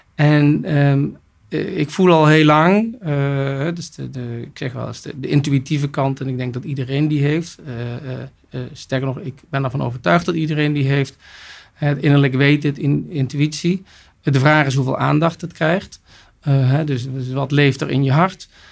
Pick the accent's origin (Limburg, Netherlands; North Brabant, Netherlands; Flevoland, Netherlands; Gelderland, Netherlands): North Brabant, Netherlands; also born or lived in Almelo / United States / France; Ik ben geboren in Almelo en opgegroeid in Brabant